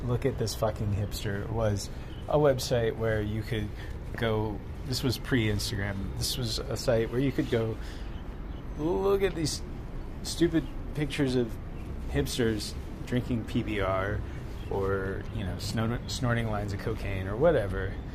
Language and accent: English; the South, United States; growing up in the South